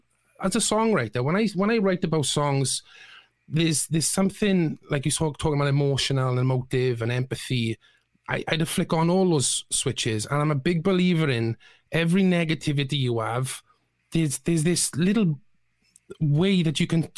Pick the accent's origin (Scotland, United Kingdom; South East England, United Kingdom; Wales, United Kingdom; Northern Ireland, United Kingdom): Wales, United Kingdom; Bridgend